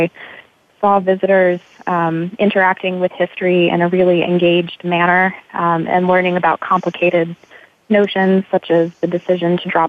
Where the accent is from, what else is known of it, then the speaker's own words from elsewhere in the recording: Missouri, United States; moved away as an adult; now in Richmond, United States; back in my home state of Missouri